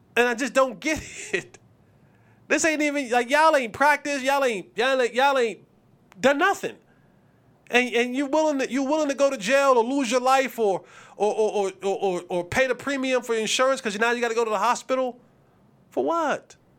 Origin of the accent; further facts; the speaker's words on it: New Jersey, United States; I'm from New Jersey